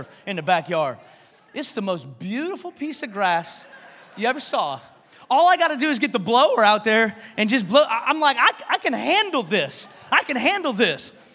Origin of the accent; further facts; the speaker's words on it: Washington, United States; now in Texas, United States; I'm from Washington.